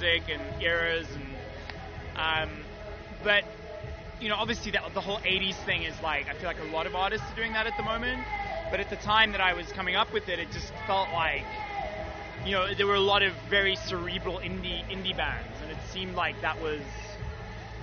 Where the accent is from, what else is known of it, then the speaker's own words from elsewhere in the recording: South Africa; moved away as an adult; also born or lived in Liverpool, United Kingdom; now in New York, United States; I was born in South Africa, like you said. I lived there until I was 19